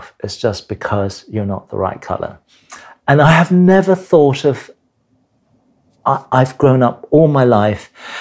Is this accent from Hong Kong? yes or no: yes; Hong Kong; now in United Kingdom; I was born in Hong Kong